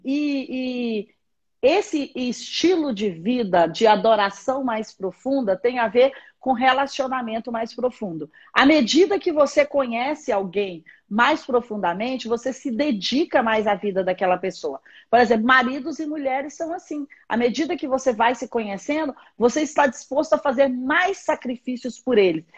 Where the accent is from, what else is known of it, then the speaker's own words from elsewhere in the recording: Patos de Minas, Minas Gerais, Brazil; now in Brasília, Brazil; eu sou mineira, nasci em Patos de Minas.